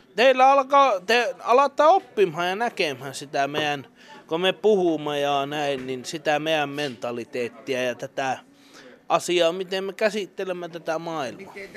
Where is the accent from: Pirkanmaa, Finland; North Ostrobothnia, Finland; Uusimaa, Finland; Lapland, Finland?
Lapland, Finland; Enontekiö; also born or lived in Kittilä; minä olen tuolta Enontekijöltä Vuontisjärven